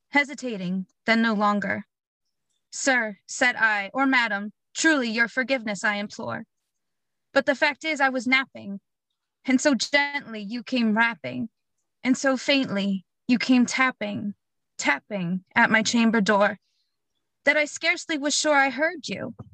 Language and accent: English; Blackwood, New Jersey, United States; I'm from Blackwood, New Jersey.